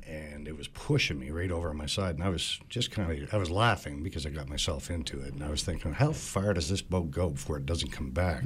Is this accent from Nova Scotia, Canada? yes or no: yes; Cape Breton Island, Nova Scotia, Canada; moved away; I grew up in Cape Breton Island